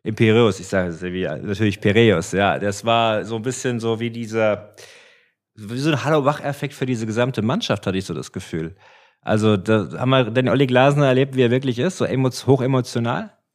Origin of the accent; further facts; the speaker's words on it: Frankfurt, Hesse, Germany; wir kommen ja von hier